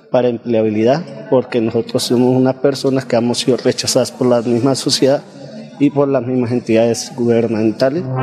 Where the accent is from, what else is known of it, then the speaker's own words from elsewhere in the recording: Piedecuesta, Santander, Colombia; Soy de Piecuesta, Santander.